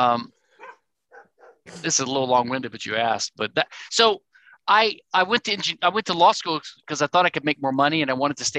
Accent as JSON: {"language": "English", "region": "rural Louisiana", "country": "United States", "tie": "born or raised there", "said": "I'm from Louisiana, rural Louisiana, and I was always sort of from the South"}